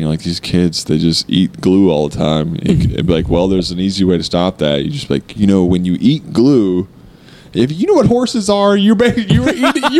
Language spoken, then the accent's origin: English; United States; as an American